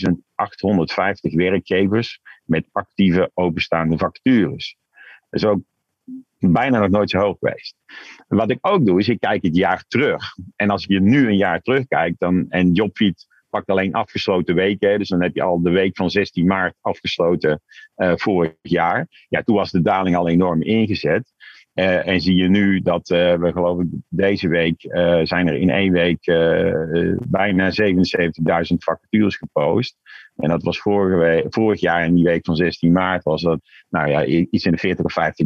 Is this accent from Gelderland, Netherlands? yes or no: no; Tilburg, North Brabant, Netherlands; now in Amsterdam, Netherlands; geboren en getogen in Tilburg. Kun je nog een beetje horen, maar al jaren woonachtig in Amsterdam